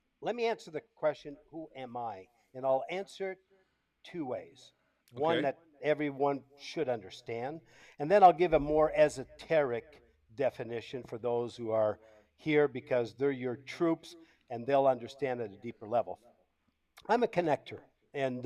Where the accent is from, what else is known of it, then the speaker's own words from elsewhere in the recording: Canada; accent: French Canadian; first language French; English is a second language; moved away as an adult; also born or lived in Tampa, Florida, United States / Costa Rica; now in Brazil; I'm Canadian. Moved to Tampa, Florida in 1992